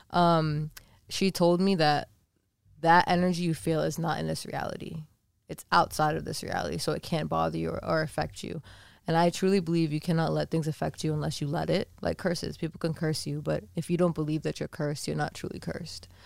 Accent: Massachusetts, United States; moved away as an adult; now in Los Angeles, United States; we're from Massachusetts. Shout out 508

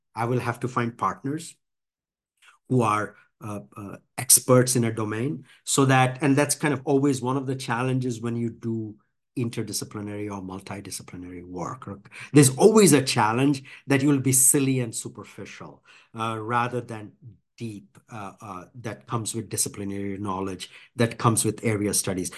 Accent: India; now in United States; I grew up in India

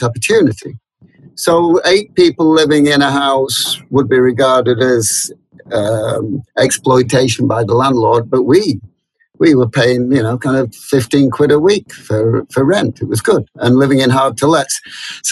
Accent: Blackpool, North West England, United Kingdom; moved away as an adult; now in London, United Kingdom; I grew up in the big toffee apple, Blackpool

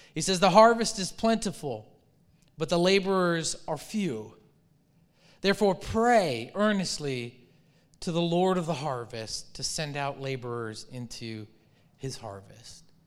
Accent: Michigan, United States; moved away; I grew up in Michigan

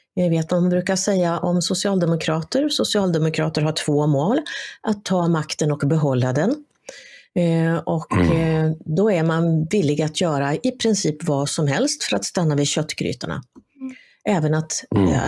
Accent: Sweden

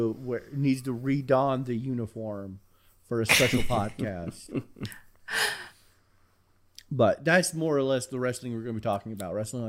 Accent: the South, United States; I grew up in the South

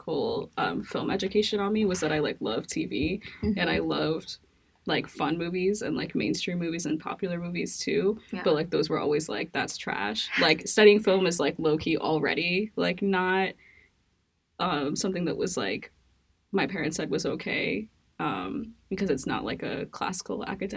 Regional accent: New York City, New York, United States; growing up in New York

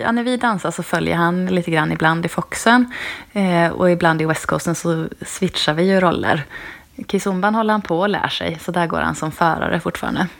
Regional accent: Trollhättan, Västra Götaland, Sweden; moved away as an adult; also born or lived in Dalarna; now in Kalmar, Sweden; Jag är född i Dalarna, uppvuxen i Trollhättan

